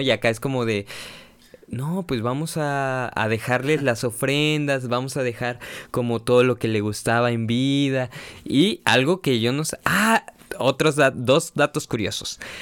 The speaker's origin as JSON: {"language": "Spanish", "country": "Mexico", "said": "uno como mexicano"}